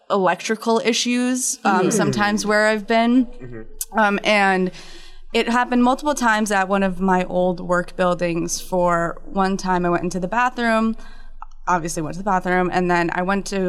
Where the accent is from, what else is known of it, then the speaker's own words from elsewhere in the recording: New Jersey, United States; now in New York, United States; born and raised in New Jersey, but currently live in New York.